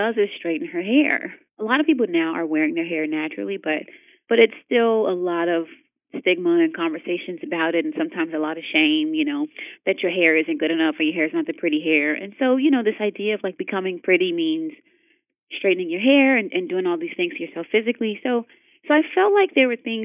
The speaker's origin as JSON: {"language": "English", "town": "Chicago", "region": "Illinois", "country": "United States", "said": "I'm from Chicago and I'm from the South Side, which is like all concrete and parks"}